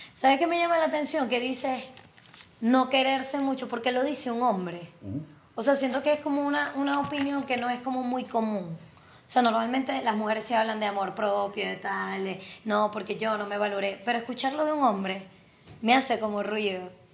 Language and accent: Spanish; Zulia, Venezuela; es zuliano como yo